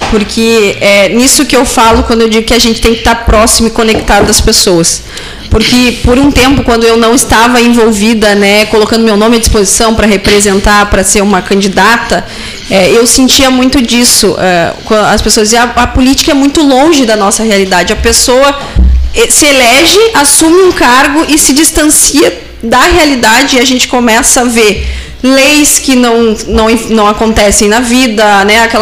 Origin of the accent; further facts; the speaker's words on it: Santa Maria, Rio Grande do Sul, Brazil; Ah, eu sou natural de Santa Maria ah. e a ah. minha irmã é de São Pedro do Sul, lá da região central.